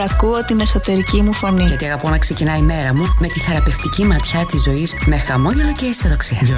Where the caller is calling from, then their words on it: Thessaloniki, Central Macedonia, Greece; Buongiorno a tutti από Θεσσαλονίκη.